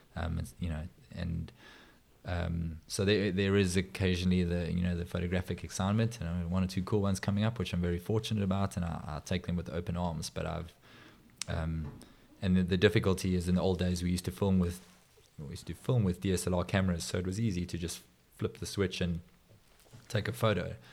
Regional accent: South Africa; also born or lived in Johannesburg / Durban; as a South African

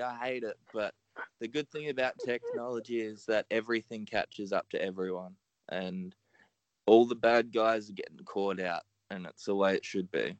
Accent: Australia; I'm Australian

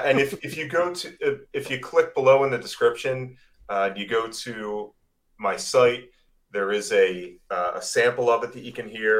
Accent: Philadelphia, Pennsylvania, United States; moved away; I'm originally from Philadelphia. I say the worst words with the worst accent

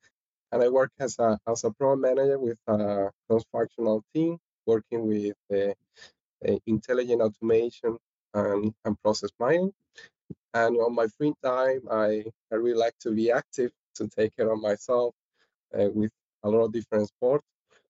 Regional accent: Spain; moved away as an adult; now in Denmark; I'm originally from Spain, but I've been living in Denmark for 10 years.

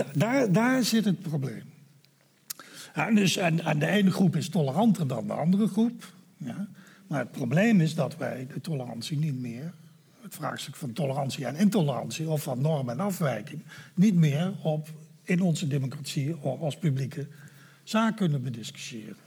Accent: Netherlands; als Nederlanders in een democratie discussiëren

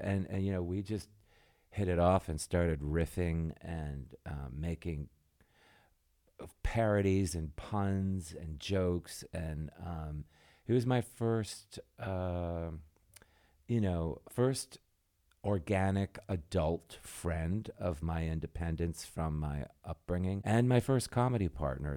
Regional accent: Michigan, United States; moved away; I'm from Michigan

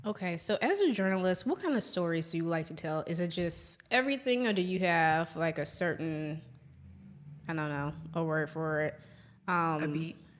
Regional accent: New Orleans, Louisiana, United States; now in Jackson, United States; I say I'm from New Orleans. However, I reside in Jackson, Mississippi.

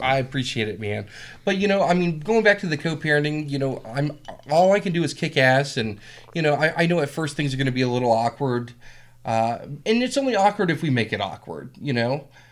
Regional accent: Whitmire, South Carolina, United States; moved away; I'm from South Carolina

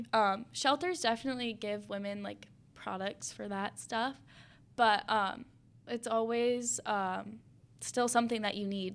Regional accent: Spring Lake, Michigan, United States; growing up in Spring Lake

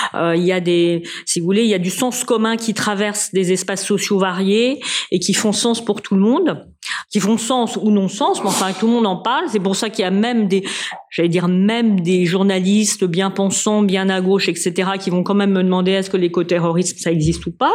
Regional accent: France; Moi, je suis française.

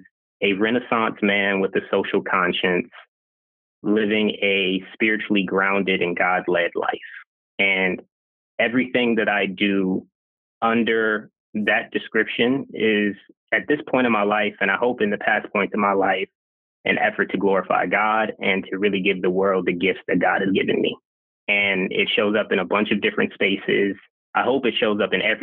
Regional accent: Baltimore, Maryland, United States; also born or lived in Brooklyn, New York / Long Island, New York; my mom and I are from Brooklyn. I was raised mostly in Baltimore, Maryland.

